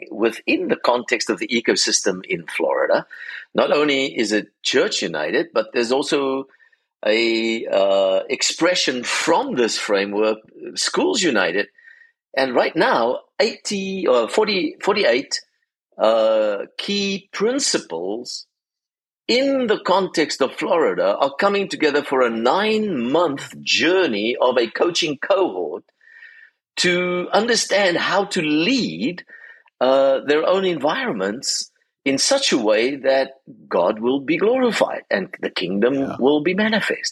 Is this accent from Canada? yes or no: no; South Africa; now in Charlotte, United States; being a South African